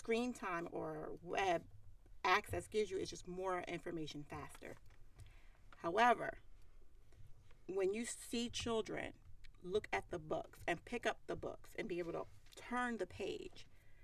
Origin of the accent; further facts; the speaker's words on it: Philadelphia, Pennsylvania, United States; accent: Philly; the Philly in me says water. And the waitress said, oh, you speak Philly.